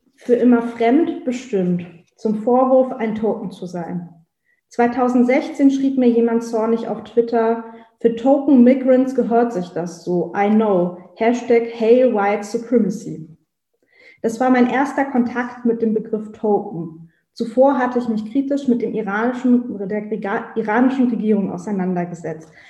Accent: Hanover, Lower Saxony, Germany; ich komme aus Hannover

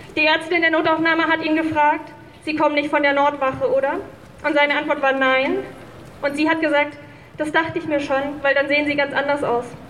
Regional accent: Dortmund, North Rhine-Westphalia, Germany; ich bin in Dortmund geboren und in Deutschland

